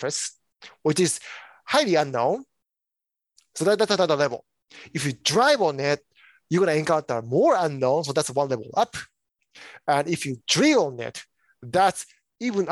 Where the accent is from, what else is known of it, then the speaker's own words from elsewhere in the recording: Japan; now in United States; I am originally from Japan.